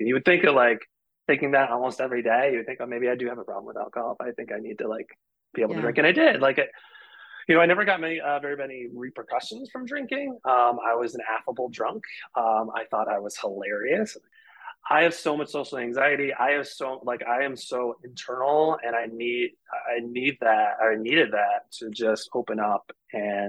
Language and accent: English; Detroit, Michigan, United States; I'm from the Midwest. I'm from Detroit area. So I'm the downriver area of Detroit.